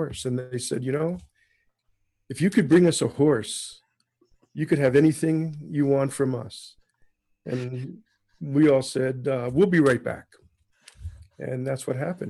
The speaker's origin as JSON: {"language": "English", "town": "New York City", "region": "New York", "country": "United States", "tie": "born or raised there", "moved": "as an adult", "lives_now": "Toronto, Canada", "said": "I am American born in New York City, and sort of transplanted myself in Canada in 1974."}